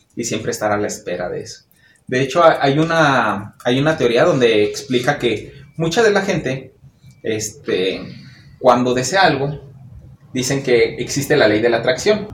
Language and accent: Spanish; Mexico; hasta que no salimos de nuestro país o no vamos a otro lugar, no entendemos el poder que tiene nuestra cultura en otros lugares.